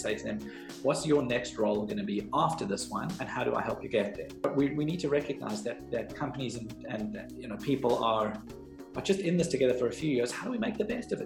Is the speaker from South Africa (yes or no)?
yes; South Africa; moved away as an adult; now in United Kingdom; I am South African, so I've been in the UK for just over a decade now